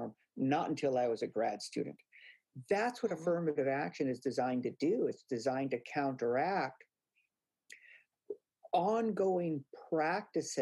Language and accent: English; Hawaii, United States; moved away; I grew up in Hawaii where there are very few Latinos.